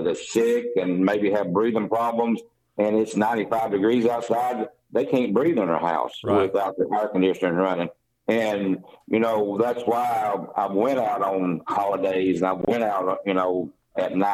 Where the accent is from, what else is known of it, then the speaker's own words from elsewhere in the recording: Greene County, Tennessee, United States; I was born in Greene County and went to school there, and went to the Bus Elementary School and Otway Elementary, and graduated from North Greene High School.